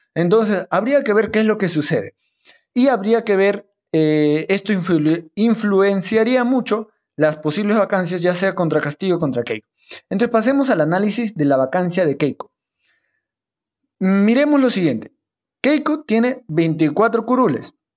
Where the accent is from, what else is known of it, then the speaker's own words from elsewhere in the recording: La Oroya, Junín, Peru; Mi tierra, yo nací en Loroya, ahí a 3.800 metros sobre el nivel del mar